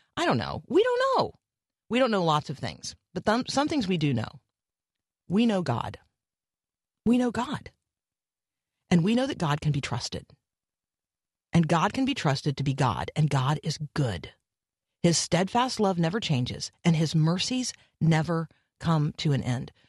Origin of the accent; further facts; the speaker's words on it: Florida, United States; growing up in Florida